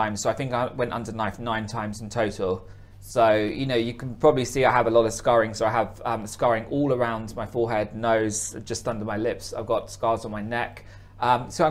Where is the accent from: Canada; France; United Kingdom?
United Kingdom; Hertfordshire, East of England; moved away as an adult; also born or lived in Korea; I'm from Hertfordshire